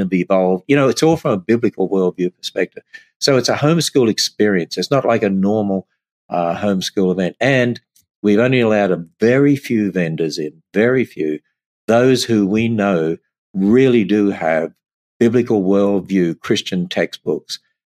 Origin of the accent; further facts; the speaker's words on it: Australia; I'm Australian